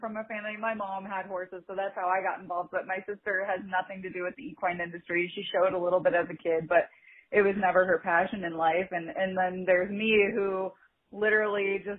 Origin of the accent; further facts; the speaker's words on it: Chicago, Illinois, United States; moved away; I come from Chicago